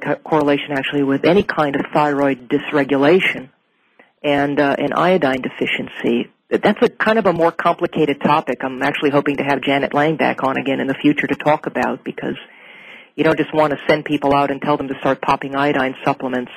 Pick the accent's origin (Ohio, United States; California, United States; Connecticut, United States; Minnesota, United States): Minnesota, United States; moved away as an adult; now in Portland, United States; I'm from Minnesota myself. I actually, I've lived there my entire life, all the way up until about the year 2000 where I moved out to Oregon